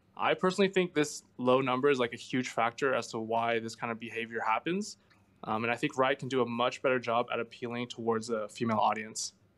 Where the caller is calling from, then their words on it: Montreal, Quebec, Canada; I'm calling from Montreal